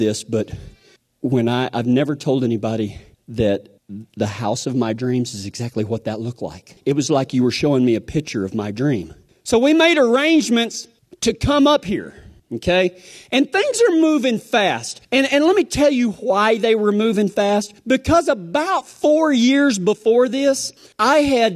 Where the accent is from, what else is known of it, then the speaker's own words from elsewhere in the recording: Kynosa, Texas, United States; I'm from Kynosa, Texas